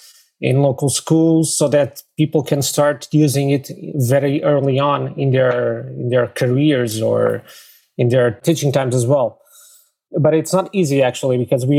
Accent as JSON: {"language": "English", "region": "Lisbon", "country": "Portugal", "tie": "born or raised there", "said": "I'm from Lisbon, Portugal, born and raised here."}